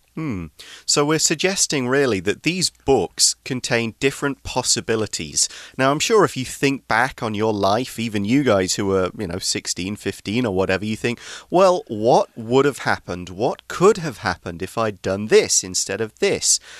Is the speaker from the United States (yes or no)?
no; England, United Kingdom; we've got one of the oldest pubs in the world in my hometown.